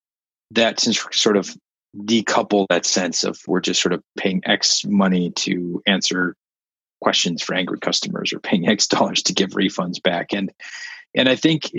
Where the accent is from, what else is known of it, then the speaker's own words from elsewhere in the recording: Midwest, United States; I grew up in the Midwest dairy country